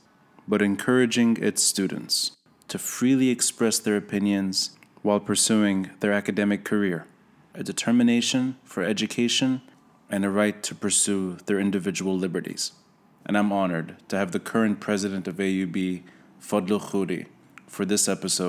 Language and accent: English; United States; Growing up in the States